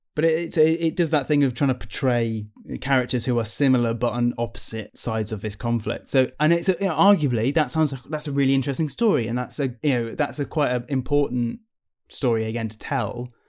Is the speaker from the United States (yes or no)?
no; United Kingdom; being British people as well, uh, you know, our attitude to our country is very different to America